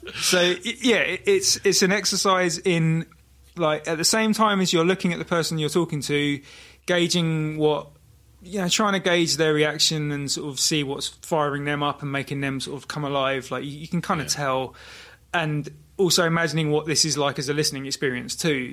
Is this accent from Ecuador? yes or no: no; Brighton, South East England, United Kingdom; now in Margate, United Kingdom; I was born in Brighton